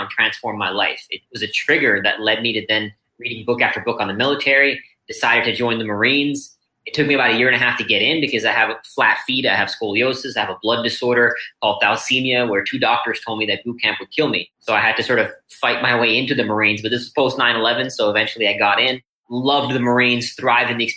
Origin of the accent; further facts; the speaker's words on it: India; born there; also born or lived in Singapore / Austin, Texas; I was born here in India and moved to Singapore and then Austin, Texas when I was 13.